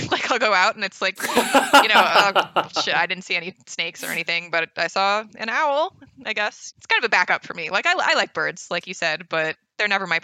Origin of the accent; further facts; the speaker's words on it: Northeast, United States; moved away as an adult; also born or lived in West Coast; now in New Orleans, United States; I'm from the Northeast